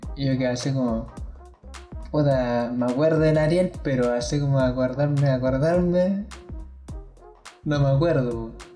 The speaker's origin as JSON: {"language": "Spanish", "region": "Valparaíso", "country": "Chile", "said": "no vivo en Valparaíso, vivo en Vía Alemana, pero de la región de Valparaíso"}